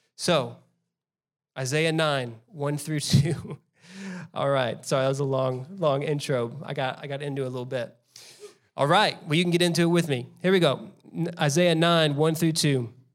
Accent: Mesquite, Texas, United States; also born or lived in South Carolina; Mesquite is my hometown

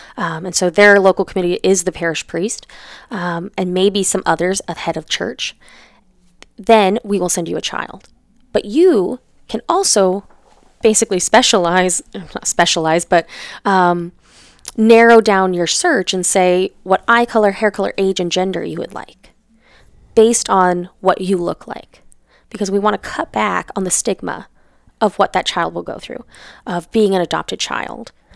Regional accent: Wyoming, United States; I am from Wyoming

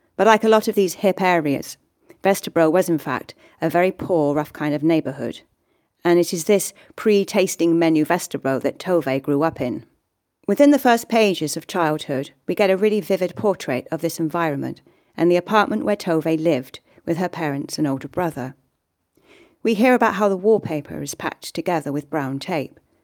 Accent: Swindon, South West England, United Kingdom; moved away as an adult; now in Galway, Ireland; I was just back in my hometown, Swindon

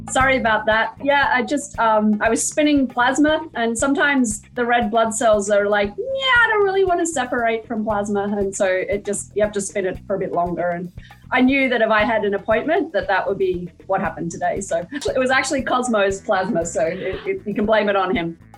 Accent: Australia; now in United States; I'm not Dutch, I'm Australian

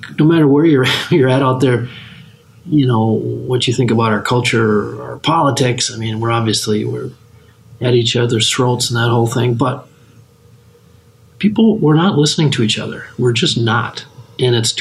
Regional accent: West Central Minnesota, United States; as a kid growing up in West Central Minnesota

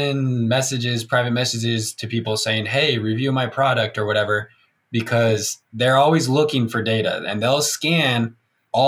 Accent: Provo, Utah, United States; I got 10 friends that live here in Provo, like in my hometown

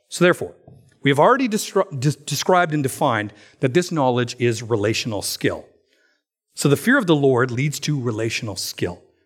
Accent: Alberta, Canada; Now, I'm from Alberta.

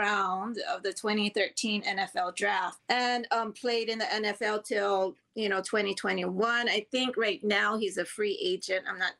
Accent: Hawaii, United States; he is from Hawaii like me.

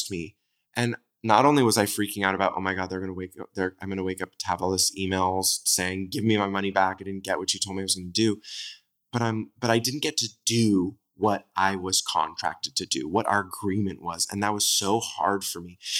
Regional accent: Southern California, United States; I'm from Southern California

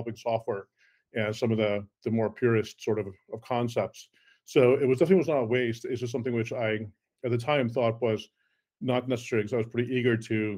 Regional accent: Cleveland, Ohio, United States; first language Afrikaans; English is a second language; also born or lived in South Africa / New York; I was born in South Africa originally. I moved to Cleveland, Ohio, actually, of all places, in 1976 as a seven-year-old and learned English there. So Afrikaans was actually my original language. But then I grew up in Cleveland

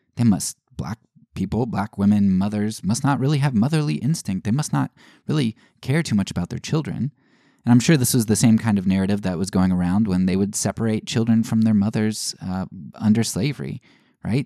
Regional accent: United States; growing up in the United States

